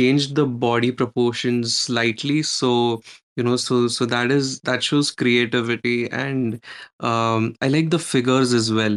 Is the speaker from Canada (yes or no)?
no; India; I'm an artist from India.